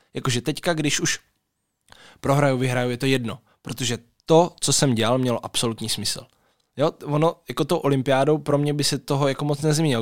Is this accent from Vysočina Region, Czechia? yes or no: no; Brno, South Moravian Region, Czechia; já jsem vlastně z Brna